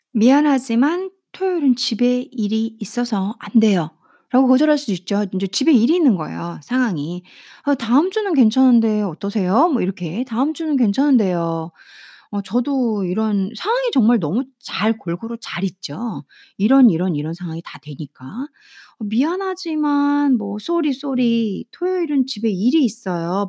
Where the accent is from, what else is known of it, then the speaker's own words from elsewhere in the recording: South Korea; 제가 한국 사람으로서